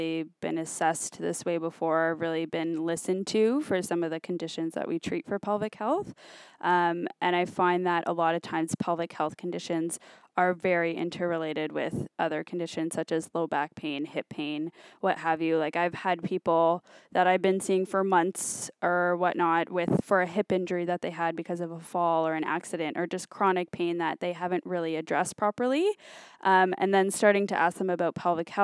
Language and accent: English; Brampton, Ontario, Canada; I'm from Brampton